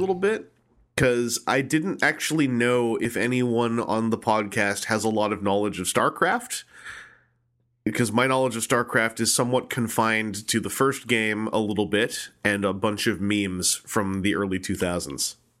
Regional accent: Victoria, British Columbia, Canada; my hometown of Victoria, B C

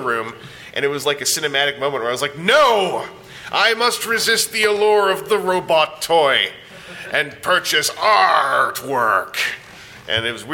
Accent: Canada; I'm Canadian

